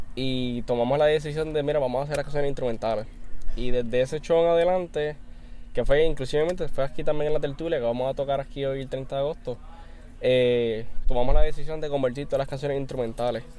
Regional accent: Aguadilla, Puerto Rico; Kelvin y yo somos de Aguadilla

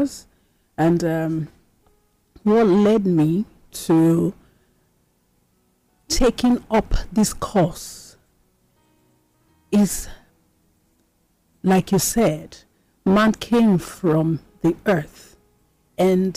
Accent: Nigeria; as a Nigerian

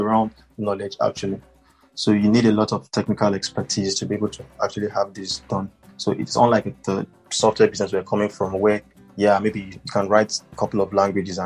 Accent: Nigeria; as a Nigerian myself

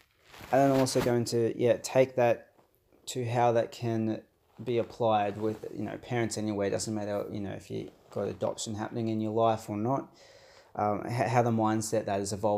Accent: Australia; also born or lived in Brazil; I'm Brazilian born Australian, so I was adopted from Brazil as a baby. I myself have dark skin, so I'm Afro-Brazilian, adopted by, you know, your white Anglo Aussie parents.

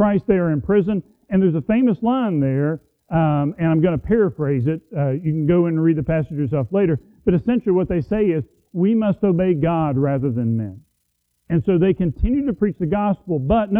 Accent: United States; as an American

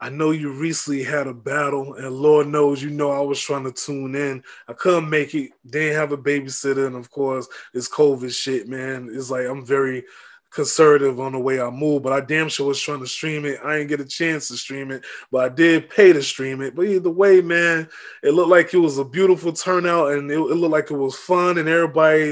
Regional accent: Tampa, Florida, United States; also born or lived in New York; I was born in New York, but I'm from Tampa. Like I'm from Hillsborough County, Tampa, Florida

